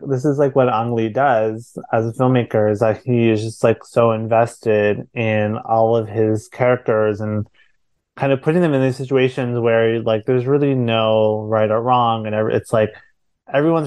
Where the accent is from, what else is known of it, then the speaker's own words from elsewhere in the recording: India; I'm not Taiwanese, I'm Indian